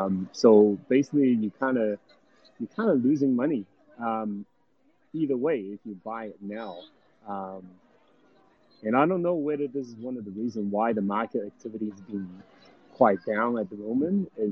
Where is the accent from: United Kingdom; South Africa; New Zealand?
New Zealand; now in United States; because I think before I come from New Zealand to US